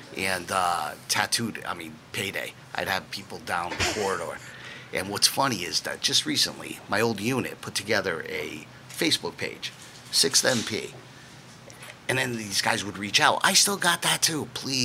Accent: New Haven, Connecticut, United States; I'm from New Haven, Connecticut.

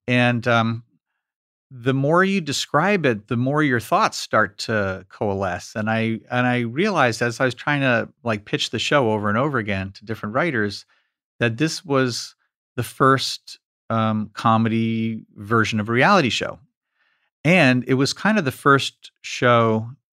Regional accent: New York, United States; me growing up in New York

